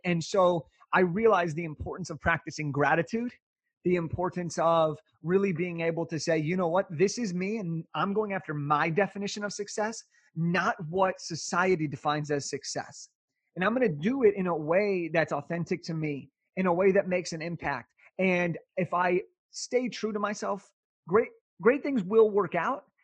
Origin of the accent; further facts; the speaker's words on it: Southern California, United States; I'm from Southern California, so I grew up a Laker fan